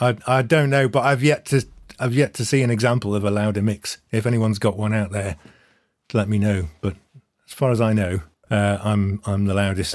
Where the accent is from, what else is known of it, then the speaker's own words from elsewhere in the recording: Manchester, North West England, United Kingdom; I grew up in Manchester in the nineties.